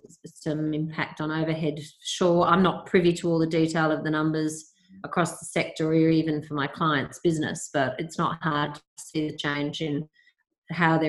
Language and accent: English; Australia; also born or lived in Perth / Victoria; for us as Australian consumers